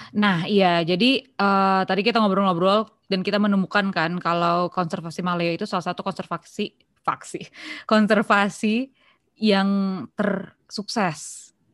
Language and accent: Indonesian; South Tangerang, Banten, Indonesia; also born or lived in Bintaro; gue anak Pondok Aren tapi sekolahnya di Bintaro